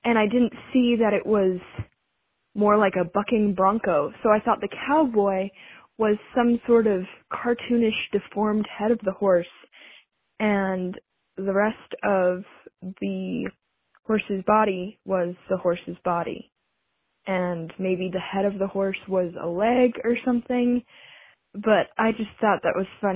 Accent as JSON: {"language": "English", "region": "Wyoming", "country": "United States", "tie": "born or raised there", "said": "I grew up in Wyoming"}